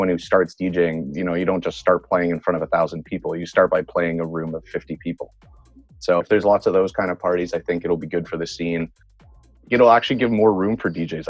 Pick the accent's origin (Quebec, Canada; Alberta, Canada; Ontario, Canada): Quebec, Canada; Montreal; moved away as an adult; now in Vancouver, Canada; I grew up in Quebec in Montreal